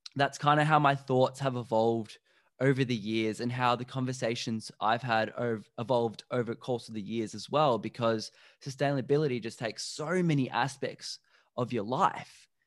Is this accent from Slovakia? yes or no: yes; Slovakia; I'm from Slovakia